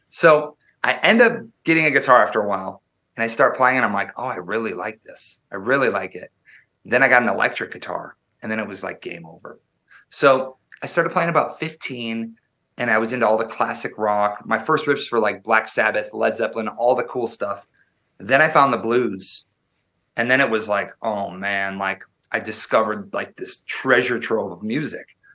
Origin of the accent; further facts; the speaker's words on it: Wisconsin, United States; I was born and raised in Wisconsin, which is the midwest they call it up near near canada and i grew up very very rural